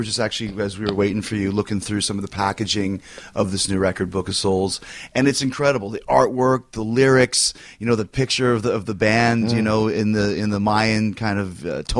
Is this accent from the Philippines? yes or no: no; Canada; I grew up in Canada, right?